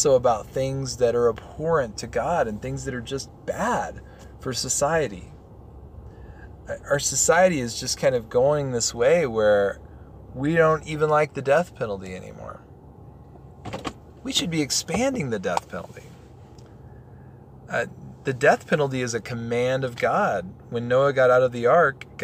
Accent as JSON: {"language": "English", "region": "Texas", "country": "United States", "moved": "yes", "lives_now": "Colorado, United States", "said": "I'm from Texas"}